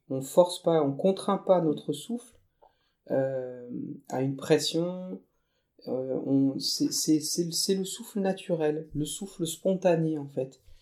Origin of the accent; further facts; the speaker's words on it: Thiérache, Hauts-de-France, France; je suis originaire euh, de la Tirache. donc c'est euh, une, région euh, herbagère